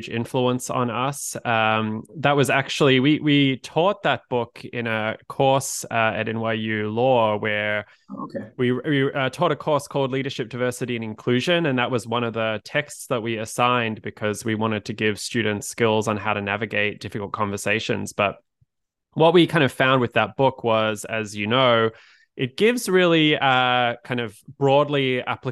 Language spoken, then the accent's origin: English; Australia; moved away as an adult; now in United States; as you could probably tell by my accent, I'm originally from Australia, moved to the US about a decade ago